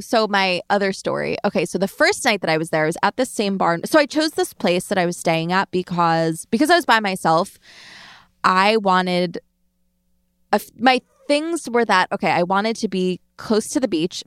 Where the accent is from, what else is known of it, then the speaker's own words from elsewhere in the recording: Long Island, New York, United States; I'm from Long Island.